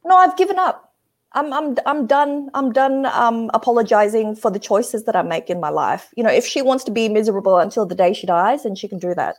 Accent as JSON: {"language": "English", "country": "Australia", "tie": "born or raised there", "said": "I grew up in Australia, so I'm, I'm quite westernized"}